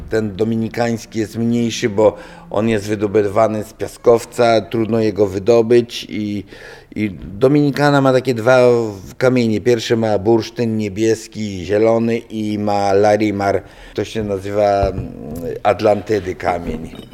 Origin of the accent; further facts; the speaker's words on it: Roztocze, Poland; u nas na Roztoczu